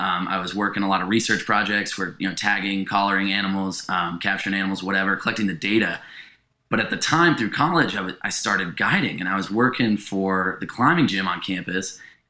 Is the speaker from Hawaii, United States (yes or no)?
no; San Francisco, California, United States; moved away as an adult; also born or lived in Montana; now in Jackson, United States; And I grew up right in San Francisco, total city kid